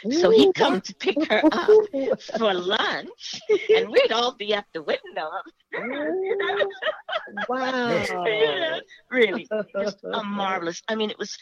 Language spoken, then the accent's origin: English; New York City, New York, United States; also born or lived in Houston, Texas / Denver, Colorado; I was born in Houston, Texas, of course, but I grew up in New York City. I consider myself a New Yorker.